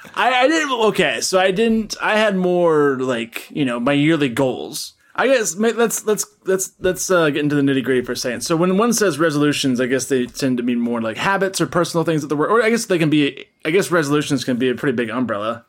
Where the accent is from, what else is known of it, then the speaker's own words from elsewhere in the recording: Tennessee, United States; I'm from Tennessee